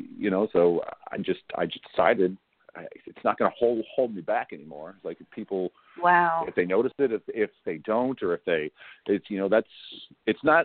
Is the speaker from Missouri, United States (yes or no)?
yes; St. Charles, Missouri, United States; also born or lived in O'Fallon, Missouri; as a kid growing up in St. Charles, in Missouri here